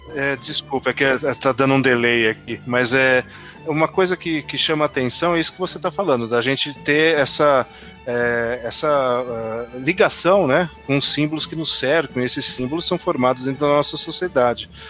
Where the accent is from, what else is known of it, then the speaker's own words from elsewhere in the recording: interior of São Paulo, Brazil; Eu sou do interior de São Paulo